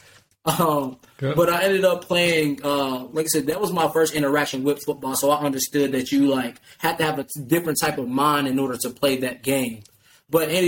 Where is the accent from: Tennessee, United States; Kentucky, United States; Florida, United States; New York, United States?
Kentucky, United States; Louisville; I was from the West End of Louisville, Kentucky, which didn't have much